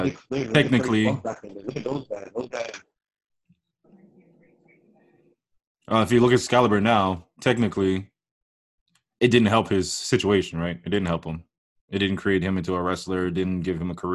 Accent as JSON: {"language": "English", "country": "Canada", "said": "as a Canadian that knows French"}